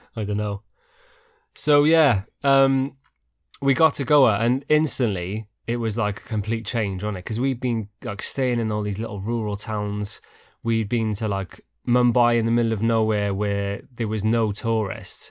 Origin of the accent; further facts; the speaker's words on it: United Kingdom; we're so British